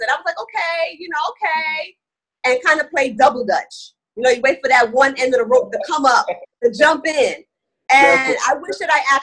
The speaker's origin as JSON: {"language": "English", "region": "New York", "country": "United States", "said": "Like I said, I'm from New York, so you know that's a hustle."}